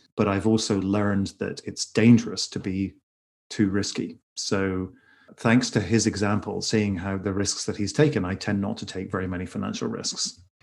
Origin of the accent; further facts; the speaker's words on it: Northern Ireland, United Kingdom; now in Los Angeles, United States; I'm originally from Ireland, from Northern Ireland specifically.